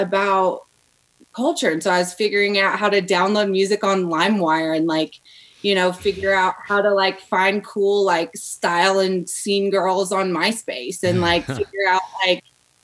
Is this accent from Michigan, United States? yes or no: no; Arkansas, United States; moved away; I'm originally from Arkansas, and I grew up in a super small town, less than 3,000 people